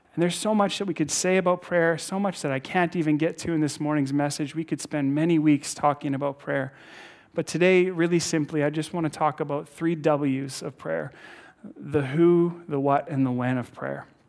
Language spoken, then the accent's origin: English; Saskatchewan, Canada; moved away; I'm from Saskatchewan originally